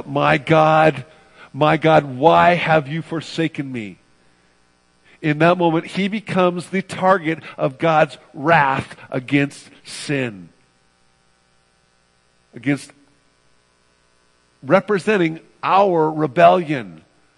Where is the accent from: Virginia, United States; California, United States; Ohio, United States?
California, United States; I'm from the West Coast, from California specifically